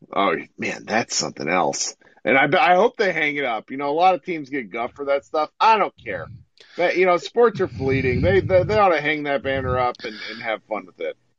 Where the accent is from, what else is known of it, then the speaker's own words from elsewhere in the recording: Missouri, United States; I was born in Missouri